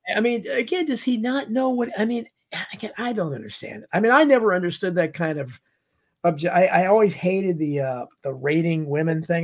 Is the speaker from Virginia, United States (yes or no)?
yes; Falls Church, Virginia, United States; I was raised in Falls Church, Virginia.